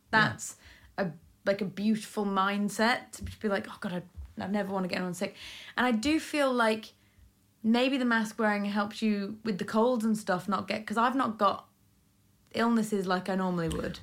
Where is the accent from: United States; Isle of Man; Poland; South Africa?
Isle of Man; moved away; I grew up in the Isle of Man where we had great amateur dramatics